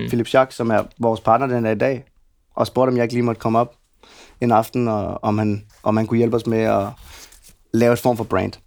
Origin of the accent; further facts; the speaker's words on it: Gentofte, Capital Region of Denmark, Denmark; Jeg er opvokset ude i Gentofte.